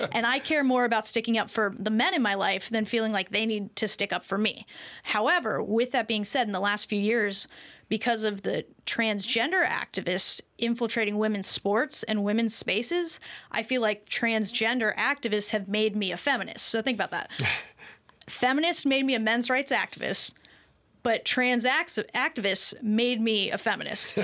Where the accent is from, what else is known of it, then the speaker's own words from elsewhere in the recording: United States; I'm an American.